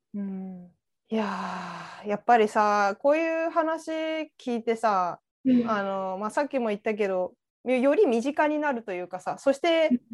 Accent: Chiba, Japan; moved away; 実家千葉だから、じゃあ千葉出身

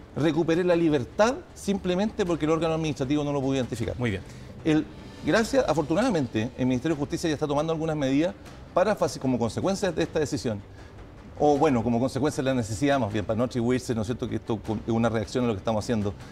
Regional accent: Chile; Eso lo enfrentamos como chilenos

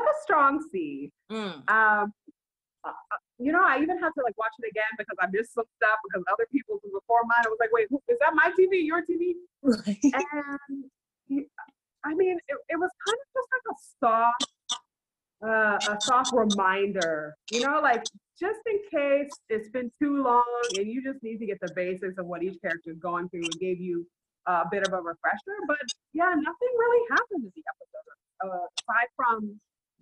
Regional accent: Maryland, United States; now in Tenerife, Spain; I'm originally from Maryland in the U.S., but now I live in Tenerife, Spain, and the Canaries

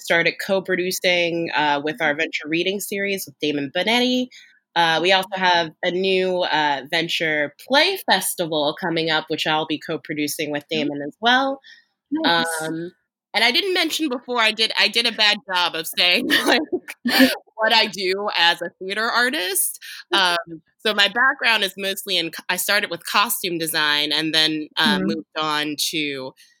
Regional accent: Cherry Hill, New Jersey, United States; I'm from Cherry Hill, New Jersey, in South Jersey

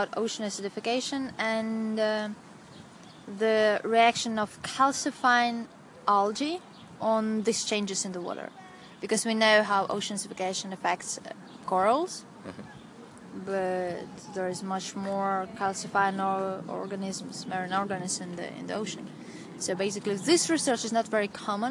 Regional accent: Ukraine; moved away as an adult; also born or lived in Russia / Kyiv, Ukraine; now in Portugal; I was born in Russia. I have Ukrainian nationality because most of the time I lived in Ukraine.

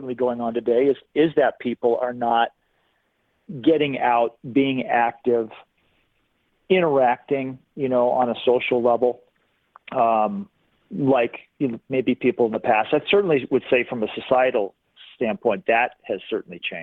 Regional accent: San Diego, California, United States; moved away as an adult; now in Bend, United States; I grew up in San Diego

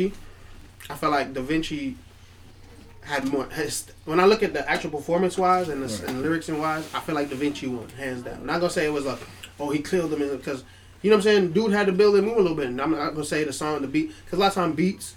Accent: New York, United States; also born or lived in Jamaica; I'm from New York, and I'm a Jamaican. I lived here for a lot of years, too

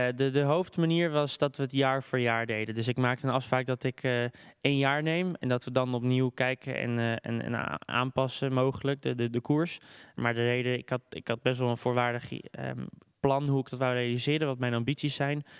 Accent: Amsterdam, North Holland, Netherlands; ik ben geboren en getogen in Amsterdam

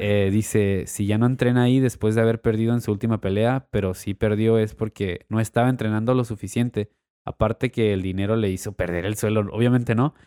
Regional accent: Tijuana, Baja California, Mexico; como tijuanenses también, como mexicanos

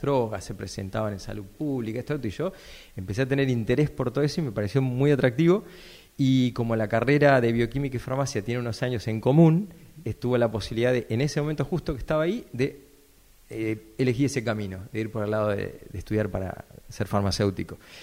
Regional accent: Coronel Pringles, Buenos Aires Province, Argentina; moved away as an adult; also born or lived in La Plata; yo soy de Coronel Pringles, esa es mi ciudad natal

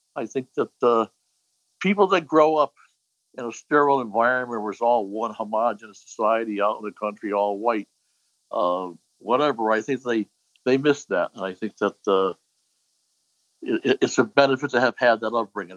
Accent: Hartford, Connecticut, United States; I grew up in uh, what they call Clay Hill, the north end of Hartford.

